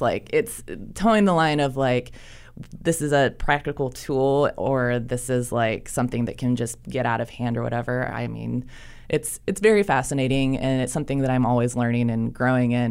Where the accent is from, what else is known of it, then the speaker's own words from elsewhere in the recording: Ohio, United States; moved away as an adult; now in Charlotte, United States; I'm not from here originally. Um, I'm from Ohio.